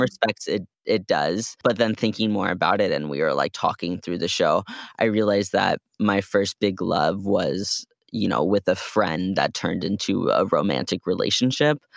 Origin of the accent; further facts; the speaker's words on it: Bay Area, California, United States; we're from the Bay Area